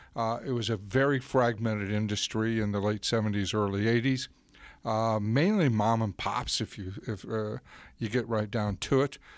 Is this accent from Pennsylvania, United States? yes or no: no; Florida, United States; I grew up in Florida